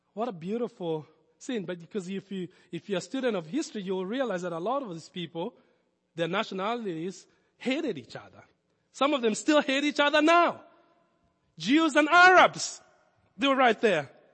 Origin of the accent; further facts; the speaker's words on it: Nairobi, Kenya; accent: foreign; moved away as an adult; I was born in Nairobi.